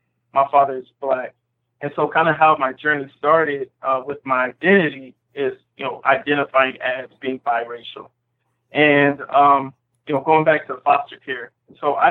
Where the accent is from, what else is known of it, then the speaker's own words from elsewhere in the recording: Indianapolis, Indiana, United States; moved away as an adult; also born or lived in Minnesota / Arkansas / Africa; I'm originally from Indianapolis, Indiana. I've actually just moved back at the end of summer 2017.